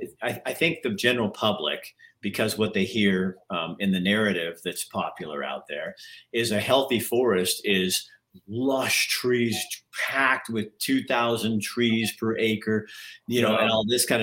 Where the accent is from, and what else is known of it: Oregon, United States; moved away as an adult; now in Townsend, United States